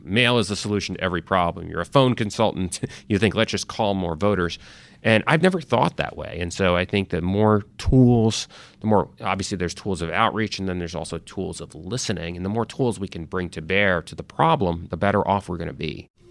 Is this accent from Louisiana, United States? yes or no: no; Connecticut, United States; also born or lived in Italy; I initially grew up in Europe, you know, in Italy. Uh, actually grew up in the sort of where my dad was from, uh, my mom was American. So I had a little bit of an international upbringing, eventually moved, uh, to America, grew up in Connecticut.